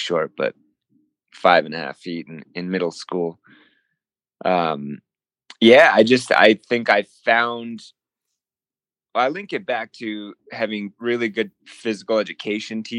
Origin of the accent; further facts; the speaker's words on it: Whittier, California, United States; moved away as an adult; also born or lived in Springfield, Massachusetts; I went to undergraduate in Whittier, California. It's my hometown